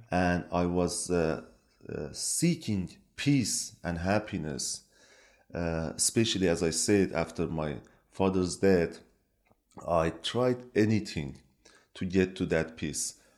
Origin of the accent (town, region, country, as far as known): Iran; born or raised there; first language Kurdish; English is a second language; moved away as an adult; also born or lived in Norway; now in Turkey